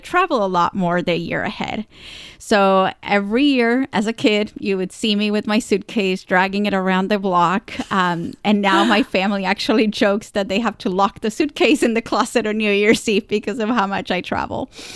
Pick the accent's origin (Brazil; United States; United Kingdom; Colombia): Colombia; moved away; I grew up down in Colombia, South America